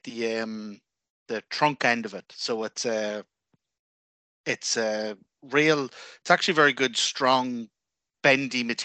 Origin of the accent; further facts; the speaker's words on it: Drumbally, Northern Ireland, United Kingdom; I'm from a place called Drumbally.